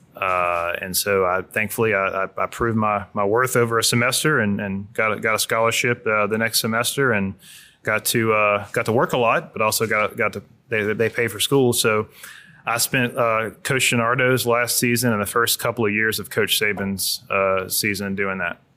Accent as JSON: {"language": "English", "town": "Hammond", "region": "Louisiana", "country": "United States", "tie": "born or raised there", "said": "I grew up in Hammond, Louisiana down the road"}